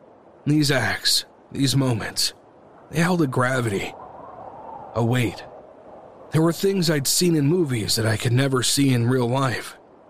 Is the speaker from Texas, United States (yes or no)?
no; Ohio, United States; Growing up in Ohio